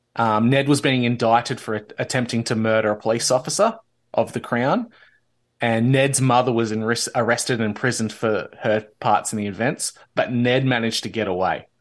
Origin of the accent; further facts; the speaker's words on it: Victoria, Australia; the then British colony of Victoria, which is my home state